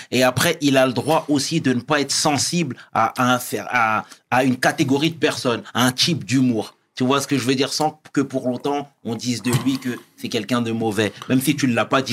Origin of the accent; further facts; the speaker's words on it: Sarcelles, Île-de-France, France; je venais de Sarcelles